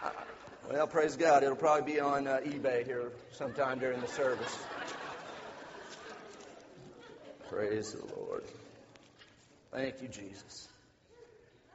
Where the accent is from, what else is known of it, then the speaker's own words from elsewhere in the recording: Oklahoma, United States; I'm from Oklahoma